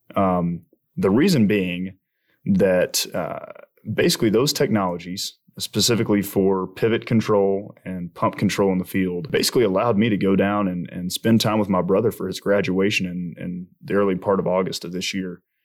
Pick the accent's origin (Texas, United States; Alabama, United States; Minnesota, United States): Alabama, United States; I'm from Alabama